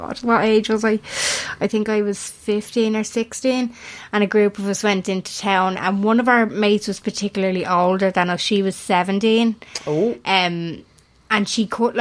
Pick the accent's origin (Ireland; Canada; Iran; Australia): Ireland